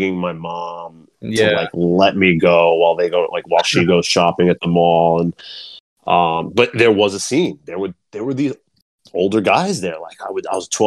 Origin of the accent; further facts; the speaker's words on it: Long Island, New York, United States; I'm from Long Island, New York